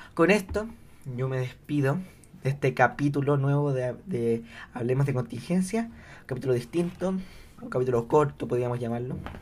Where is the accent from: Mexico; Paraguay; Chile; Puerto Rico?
Chile; yo soy chileno